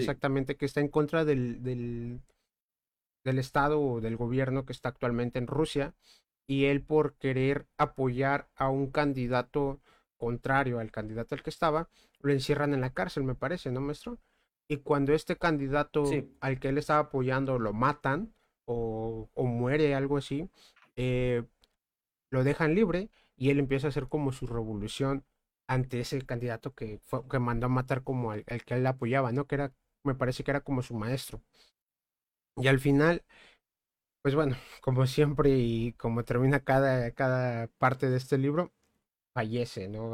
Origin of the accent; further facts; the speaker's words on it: Mexico; nosotros somos mexicanos